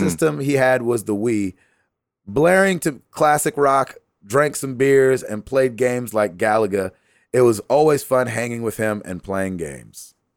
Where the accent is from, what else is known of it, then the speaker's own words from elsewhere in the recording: the South, United States; I was raised in the South